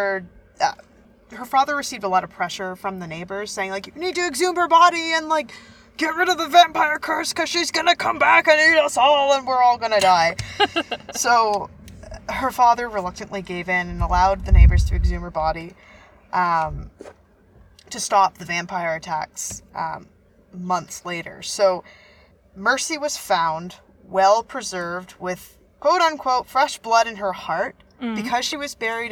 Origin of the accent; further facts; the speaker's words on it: Canada; We're from Canada